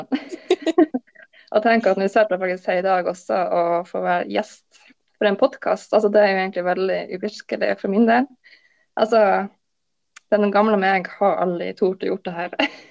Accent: Lofoten, Nordland, Norway; now in Bodø, Norway; jeg er oppvokst i Lofoten, men bor nå i Bodø.

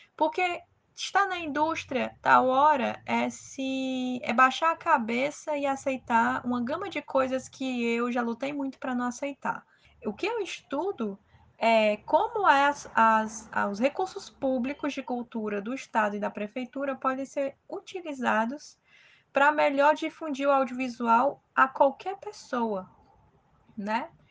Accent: Ceará, Brazil; como brasileira, como nordestina e como cearense que faz cinema

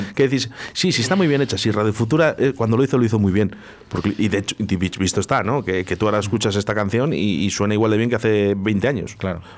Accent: Spain; somos españoles. Y en España

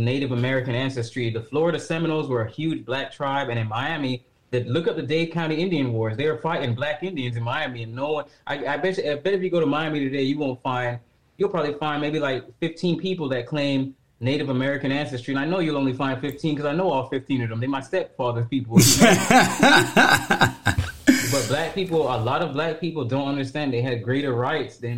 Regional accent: Jamaica; I'm from Jamaica. I'm a Jamaican citizen.

